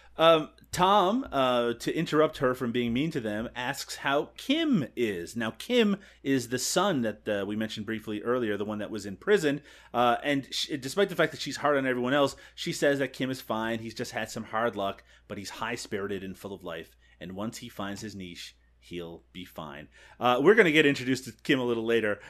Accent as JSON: {"language": "English", "country": "Canada", "said": "as a Canadian"}